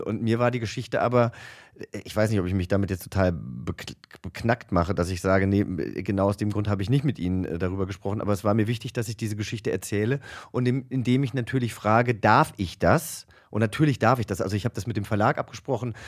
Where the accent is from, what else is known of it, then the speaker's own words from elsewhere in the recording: Langgöns, Hesse, Germany; mein Heimatdorf Langgöns